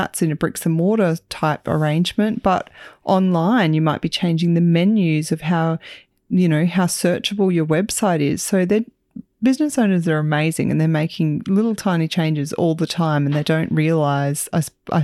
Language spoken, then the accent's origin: English; Central Queensland, Australia; coming from Central Queensland, Australia